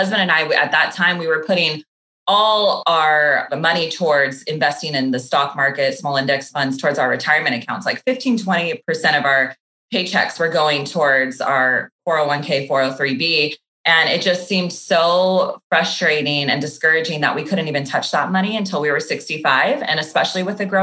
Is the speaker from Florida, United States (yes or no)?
no; Sacramento, California, United States; moved away as an adult; now in Los Angeles, United States; I grew up in Northern California in Sacramento